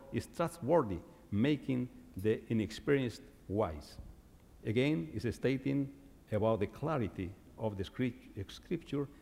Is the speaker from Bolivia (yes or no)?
yes; Bolivia; first language Quechua; English is a second language; moved away; I was growing up in Bolivia, I was probably 9 years old